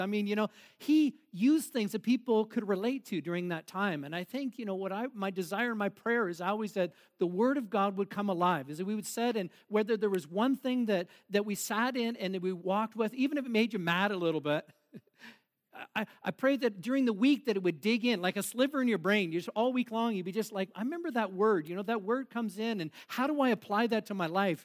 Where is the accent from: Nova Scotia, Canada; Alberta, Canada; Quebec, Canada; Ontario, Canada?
Ontario, Canada; Boston; we grew up in Boston, uh, in a little bit, not Boston, Mass, but Boston, Ontario